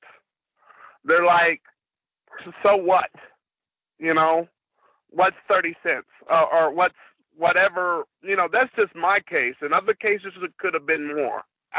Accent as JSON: {"language": "English", "region": "the South", "country": "United States", "said": "I've been up here for the majority of my life, but I'm from the South, and we have a lot more benefits here in the North than we do in the South."}